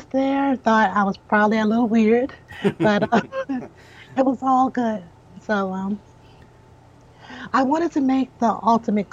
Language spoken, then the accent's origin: English; Richmond, Virginia, United States; I'm born and raised in Richmond